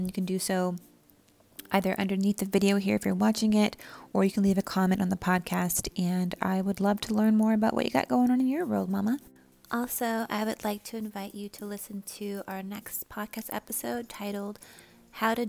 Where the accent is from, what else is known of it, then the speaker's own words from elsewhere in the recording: Southern California, United States; growing up in Southern California, it's just like it's kind of like a second language, like by default.